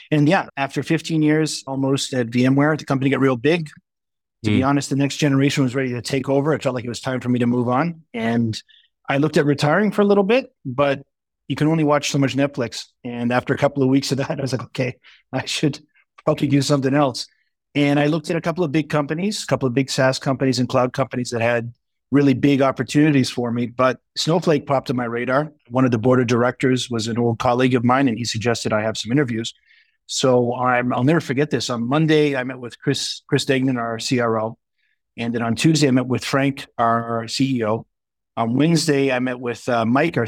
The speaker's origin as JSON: {"language": "English", "country": "Canada", "also_born_or_lived": "Montreal / Tokyo, Japan", "moved": "as an adult", "said": "I'm Canadian."}